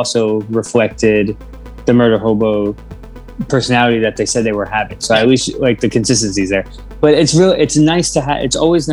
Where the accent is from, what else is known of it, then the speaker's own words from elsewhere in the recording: New York City, New York, United States; I am from Brooklyn, I really don't do a very good Brooklyn accent